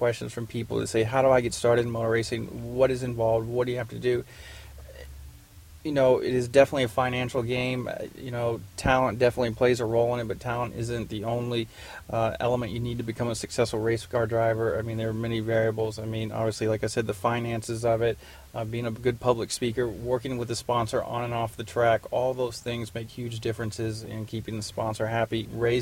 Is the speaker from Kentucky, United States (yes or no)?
yes; Louisville, Kentucky, United States; Growing up in Louisville, Kentucky